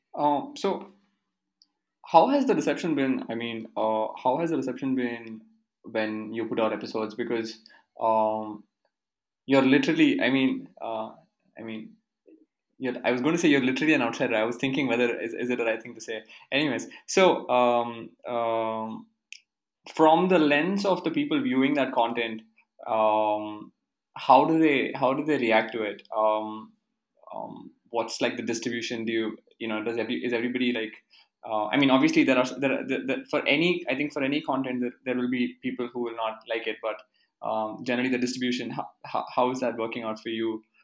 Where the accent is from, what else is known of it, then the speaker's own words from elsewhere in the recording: Karnataka, India; I'm from Karnataka, so I know a lot of people who have mm-hmm. been living here in Karnataka